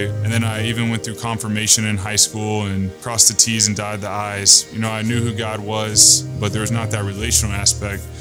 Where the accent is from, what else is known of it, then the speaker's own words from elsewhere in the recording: Texas, United States; now in Michigan, United States; I'm in Michigan, I'm from Texas.